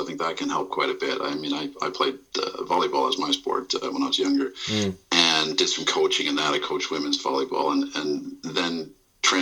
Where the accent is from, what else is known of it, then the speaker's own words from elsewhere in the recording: Milwaukee, Wisconsin, United States; also born or lived in Texas; now in Essex, United Kingdom; originally I'm from Milwaukee in Wisconsin, the upper Midwest, and lived a long time in Texas.